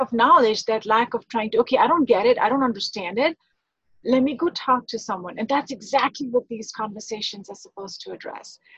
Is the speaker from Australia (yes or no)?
no; India; now in United States; I grew up in India.